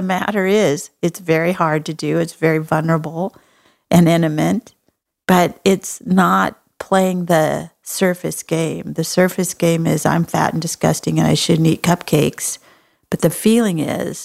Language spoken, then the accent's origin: English; Texas, United States; I'm from Texas.